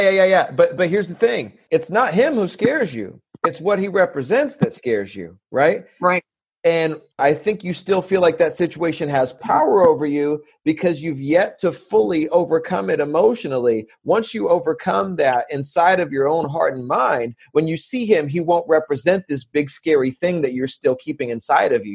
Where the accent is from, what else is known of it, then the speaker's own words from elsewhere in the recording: San Diego, California, United States; I'm from San Diego